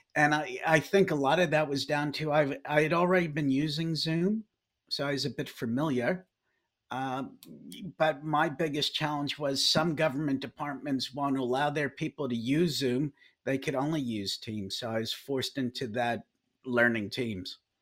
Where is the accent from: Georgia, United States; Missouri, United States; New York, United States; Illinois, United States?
New York, United States; New York City; moved away as an adult; also born or lived in Dallas; now in Wellington, New Zealand; I grew up in New York City